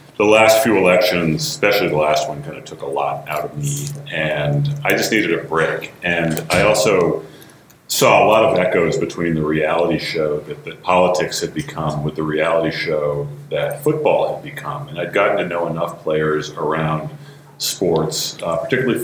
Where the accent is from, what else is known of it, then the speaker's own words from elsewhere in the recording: New England, United States; I grew up in New England.